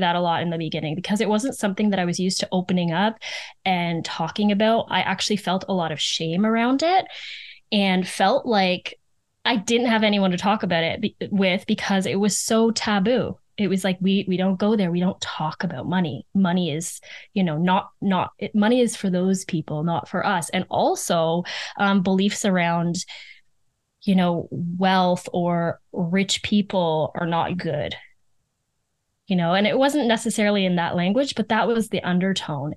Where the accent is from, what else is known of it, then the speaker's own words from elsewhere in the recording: Muskoka, Ontario, Canada; I grew up in Muskoka